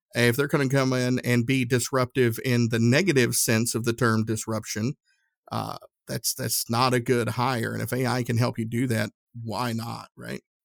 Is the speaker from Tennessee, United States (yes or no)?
yes; Tennessee, United States; now in Indianapolis, United States; I grew up in Tennessee